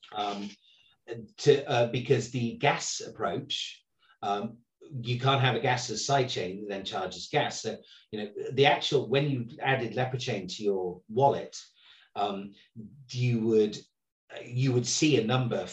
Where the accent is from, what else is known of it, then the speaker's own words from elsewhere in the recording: England, United Kingdom; I'm English